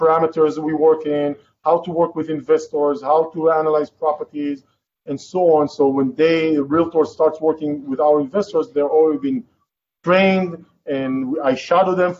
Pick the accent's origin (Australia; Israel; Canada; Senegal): Israel; English is a second language; moved away as an adult; now in California, United States; originally, I'm from Israel. I was born in Israel, raised in Israel.